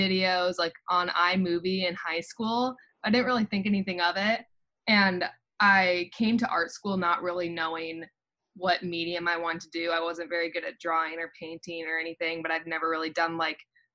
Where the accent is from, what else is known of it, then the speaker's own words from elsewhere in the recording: Iowa, United States; moved away as an adult; now in Ann Arbor, United States; I'm from Iowa.